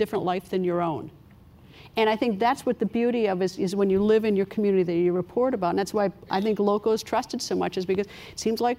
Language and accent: English; Appleton, Wisconsin, United States; I'm from Appleton, Wisconsin, a small community.